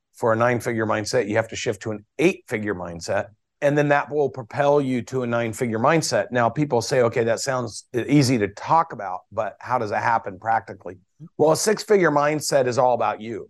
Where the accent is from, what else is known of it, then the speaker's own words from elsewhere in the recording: Portland, Oregon, United States; moved away as an adult; also born or lived in Corvallis, Oregon / Atlanta, Georgia; I moved from Portland, Oregon just to get the hell away from the Pacific Northwest to Atlanta, Georgia at eighteen years old